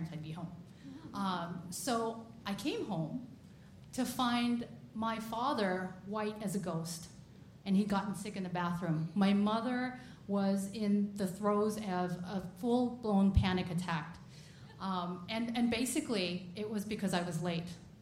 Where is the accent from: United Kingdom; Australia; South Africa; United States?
United States; born and raised in America